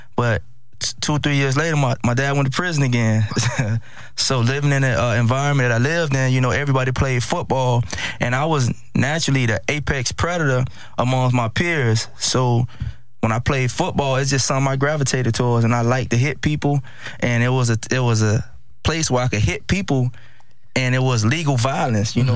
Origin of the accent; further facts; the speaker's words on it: Miami, Florida, United States; I'm from Miami, Florida, uh, Liberty City. Growing up in Miami, it was it was challenging